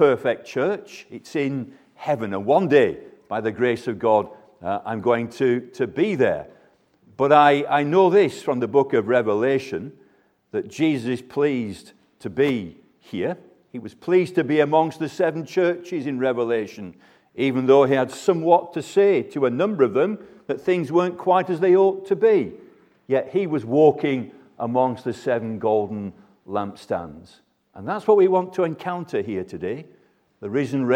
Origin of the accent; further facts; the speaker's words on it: Burnley, North West England, United Kingdom; my hometown of Burnley.